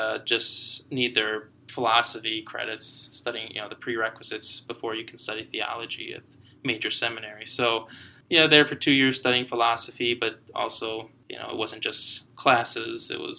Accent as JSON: {"language": "English", "town": "Green Bay", "region": "Wisconsin", "country": "United States", "said": "I am a transitional deacon with St. Norbert Abbey. I'm originally from Green Bay, Wisconsin, my home parish being St. Agnes on the west side of Green Bay."}